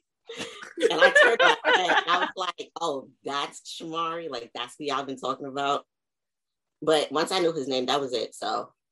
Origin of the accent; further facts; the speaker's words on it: Long Island, New York, United States; also born or lived in Queens, New York; I'm from Long Island. Well, technically Queens, but I moved to Long Island when I was 8